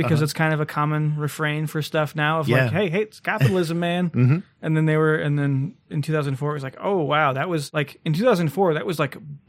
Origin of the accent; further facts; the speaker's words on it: Midwest, United States; Yeah, I mean, I come from the Midwest. You have deer run through your backyard all the time.